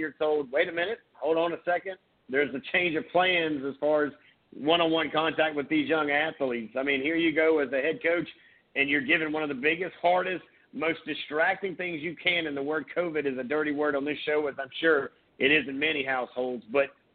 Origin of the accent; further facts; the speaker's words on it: Surfside Beach, South Carolina, United States; I grew up in Surfside. I went to Sacasie